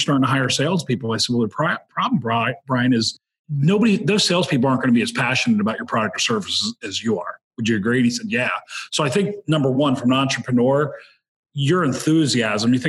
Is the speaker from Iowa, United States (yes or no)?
no; Pennsylvania, United States; I grew up in Kunchak in Pennsylvania